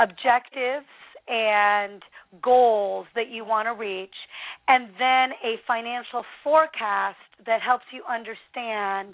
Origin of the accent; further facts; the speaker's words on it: the Northwest, Pacific Northwest, United States; I'm from the Northwest.